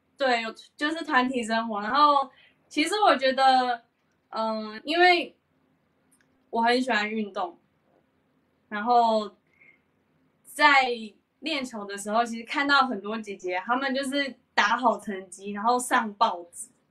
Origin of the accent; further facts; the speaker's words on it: Taiwan; also born or lived in Tokyo, Japan; 其实我，是出生在东京，然后哦因为我的父亲非常喜欢打 打高尔夫球。然后他就，在日本的时候，他就，呃，那时候我才三岁吧，他决定要回来台湾，就是经营一个练习场。哦。对。所以其实是我从小就是在，呃，练习场长大的